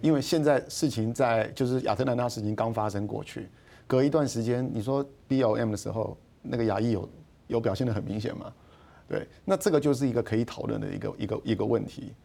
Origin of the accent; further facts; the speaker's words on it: Taiwan; 我们 台湾人在一九八零年代过去投资的时候